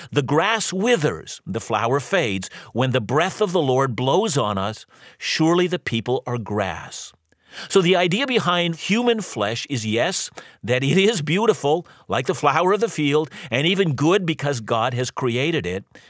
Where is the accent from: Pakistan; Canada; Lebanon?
Canada; Vancouver, British Columbia; I'm from Vancouver, and, and proudly so